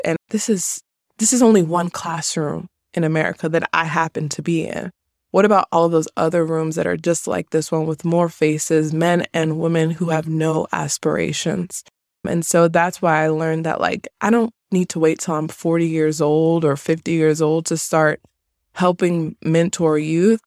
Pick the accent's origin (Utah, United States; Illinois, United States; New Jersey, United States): New Jersey, United States; moved away as an adult; also born or lived in Maryland; growing up in Jersey for eighteen years